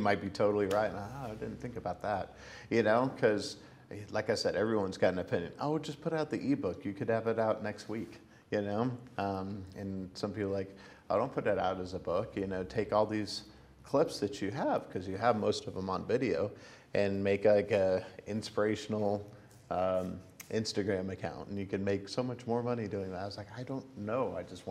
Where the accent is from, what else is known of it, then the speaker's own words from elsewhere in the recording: Hartsville, Pennsylvania, United States; I was a kid from Hartsville, Pennsylvania, where no one famous came from